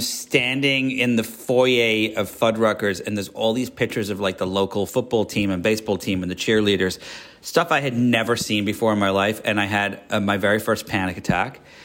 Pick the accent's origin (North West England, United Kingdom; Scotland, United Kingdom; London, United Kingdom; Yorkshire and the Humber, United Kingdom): Yorkshire and the Humber, United Kingdom; also born or lived in Miami / New York / Georgia / Paris; now in Los Angeles, United States; I was born in England, up north in Yorkshire, where they talk like